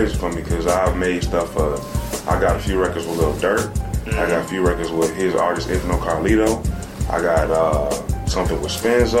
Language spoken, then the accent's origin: English; Chicago, Illinois, United States; also born or lived in Hawaii / Mississippi; I'm from Southside Chicago, you know what I'm saying? I wasn't born and raised there. I've been lived everywhere around the United States, goddamn.